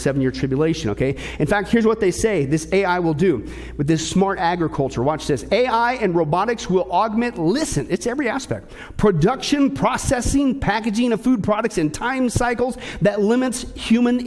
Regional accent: Kansas, United States; I grew up in Kansas

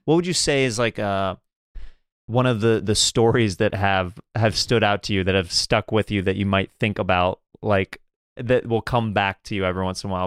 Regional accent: Kansas, United States; I'm, I'm from Kansas

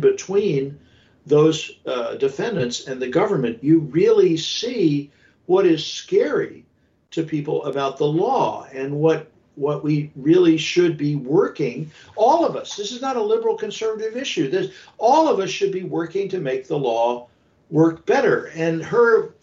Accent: the South, United States; I grew up in the South

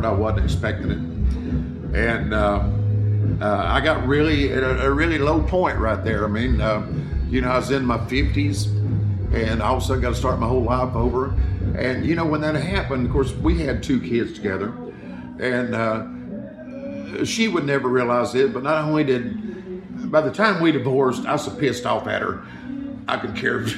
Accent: Chattanooga, Tennessee, United States; I bought this big house there in my hometown of Chattanooga

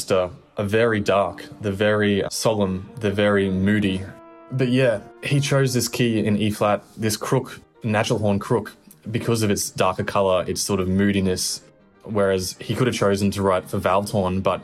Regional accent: Brisbane, Queensland, Australia; moved away as an adult; now in Melbourne, Australia; going back home to Brisbane

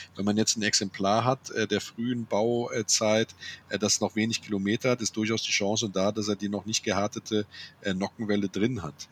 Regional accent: Andernach, Rhineland-Palatinate, Germany; Ich komme ja aus Andernach, ja, dem schönen Andernach, äh, der Bäckerjungenstadt am Rhein zwischen Koblenz und Bonn

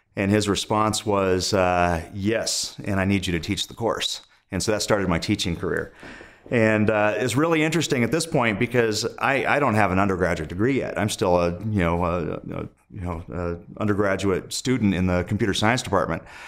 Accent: Indio, California, United States; moved away as an adult; also born or lived in Los Angeles / New York / Montana; I was born in the Los Angeles area, but I, I grew up in the desert in Indio, California

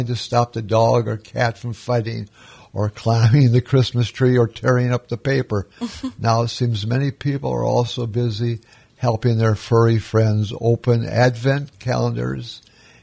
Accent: Minnesota, United States; moved away as an adult; also born or lived in Arizona; now in Florida, United States; I grew up in Minnesota

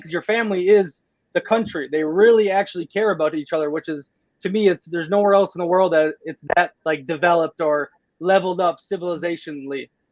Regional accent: United States; moved away; also born or lived in Playa del Carmen; I am beyond blessed and grateful to be born in America when I was born in America

